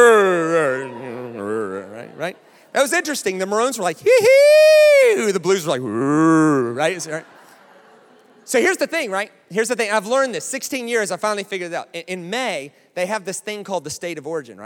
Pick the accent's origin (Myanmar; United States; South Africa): United States; moved away as an adult; now in Australia; I'm American, right? Sort of. I've been living here for 16 years.